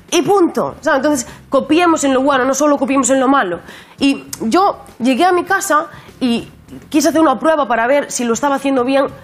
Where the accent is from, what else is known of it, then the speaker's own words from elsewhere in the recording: Spain; la gente me siente española, porque yo soy, que soy española